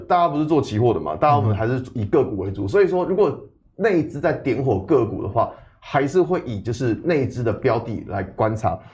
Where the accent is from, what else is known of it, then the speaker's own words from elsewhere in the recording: Taiwan; 我们台湾人